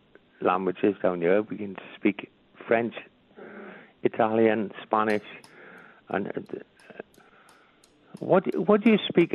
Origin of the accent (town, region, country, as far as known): South Wales, United Kingdom